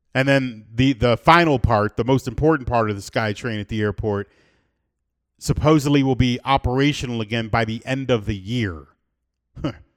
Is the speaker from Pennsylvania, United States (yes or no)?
no; South Florida, United States; now in Medellin, Colombia; I'm born and raised in South Florida